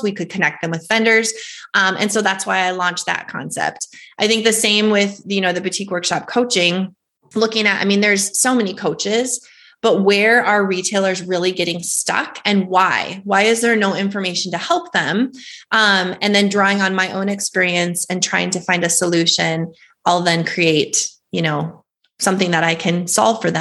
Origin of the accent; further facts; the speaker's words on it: North Dakota, United States; I was born and raised in North Dakota